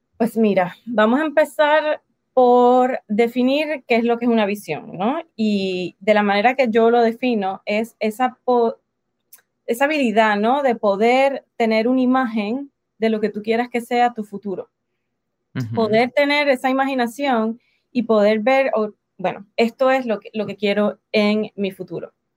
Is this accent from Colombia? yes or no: no; Puerto Rico; accent: Puerto Rican; moved away as an adult; now in United States; soy de Puerto Rico, boricua, nacida en Puerto Rico, en el Caribe, así que por eso mi acento